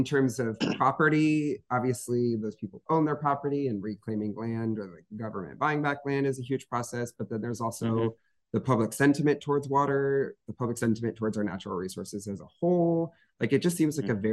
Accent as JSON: {"language": "English", "town": "Holland", "region": "Michigan", "country": "United States", "tie": "born or raised there", "said": "I'm from Holland, Michigan, which is on Lake Michigan"}